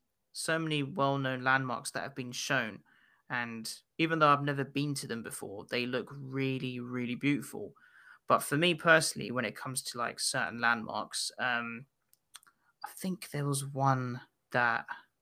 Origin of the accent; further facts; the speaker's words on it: Arenas de San Pedro, Castile and León, Spain; English is a second language; where I grew up in Spain was in a small village in the province of Avila called... Gosh, here comes the Spanish tongue, Arenas de San Pedro.